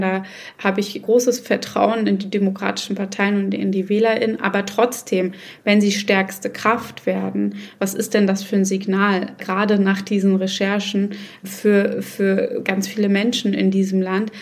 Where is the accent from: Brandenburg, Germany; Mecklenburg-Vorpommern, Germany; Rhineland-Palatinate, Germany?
Mecklenburg-Vorpommern, Germany; Schwerin; ich komme aus einem Bundesland, ich komme aus Schwerin und in Mecklenburg-Vorpommern